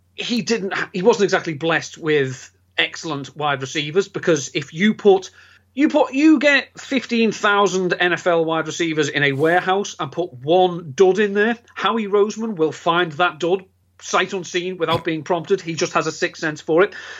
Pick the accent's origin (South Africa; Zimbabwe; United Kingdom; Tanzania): United Kingdom; England; being English